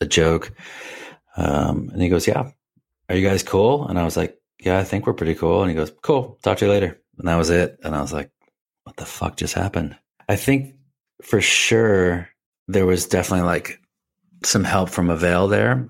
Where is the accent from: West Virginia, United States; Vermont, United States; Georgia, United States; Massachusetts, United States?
Massachusetts, United States; Richmond; moved away as an adult; also born or lived in Boston, Massachusetts; I grew up in Rich, uh, Richmond, Massachusetts. It's, it's as far western Massachusetts as you can get, uh, like on the New York border